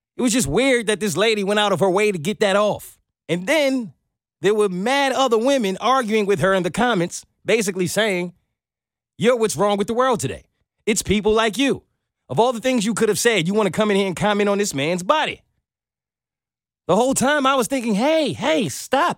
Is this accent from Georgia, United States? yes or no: no; Brooklyn, New York, United States; now in Atlanta, United States; I'm from Brooklyn